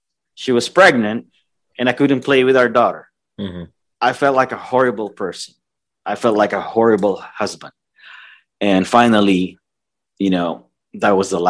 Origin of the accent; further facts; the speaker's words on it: Philippines; moved away as an adult; now in United States; I'm originally from the Philippines, as most of you guys know. I came here fourth quarter of 1997